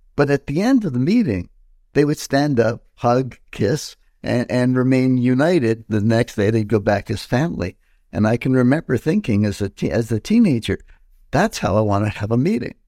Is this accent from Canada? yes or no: yes; Montreal, Quebec, Canada; I was born in Montreal, 1953, and uh, so that makes me what 70 years old today. And, and I was born in Chinatown, uh, inner city Montreal